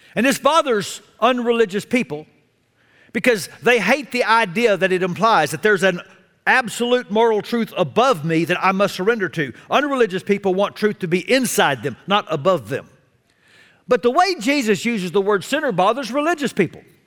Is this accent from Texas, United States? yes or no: yes; Texas, United States; I was a sinner from Texas